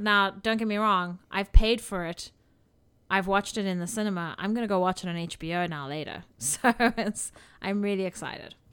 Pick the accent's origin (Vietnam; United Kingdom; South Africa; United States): South Africa; moved away; I grew up in South Africa